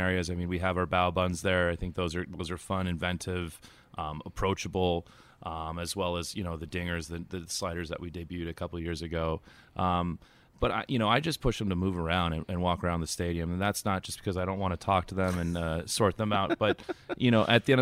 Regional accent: California, United States; moved away as an adult; now in New York, United States; I'm originally from California, new to New York when the stadium first opened

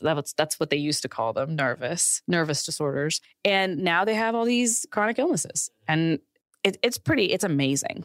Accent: Pakistan; now in United States; I grew up in Pakistan

